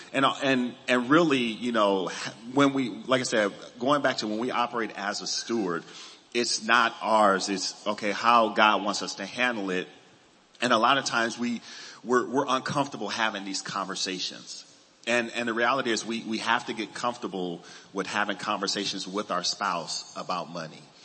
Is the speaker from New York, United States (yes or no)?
no; Los Angeles, California, United States; I grew up in Los Angeles